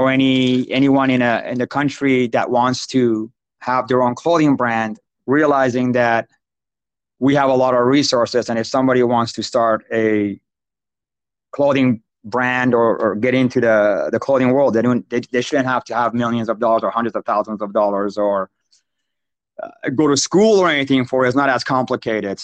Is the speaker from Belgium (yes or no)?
no; Iran; now in United States; I grew up in Iran, like in the city of Iran, during the 80s, Iraq, Iran war.